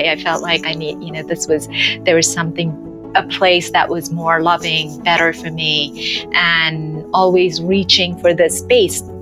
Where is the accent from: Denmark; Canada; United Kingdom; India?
India; also born or lived in Calcutta; now in New York, United States; So I was born and raised in India. I grew up in all over, actually. I was born in Calcutta, and my father was in the army.